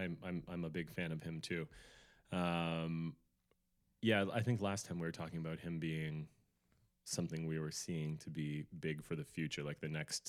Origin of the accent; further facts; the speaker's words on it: Albany, New York, United States; It's an Albany dialect. Or is it Utica? Upstate New York. Yeah, I'm from Albany.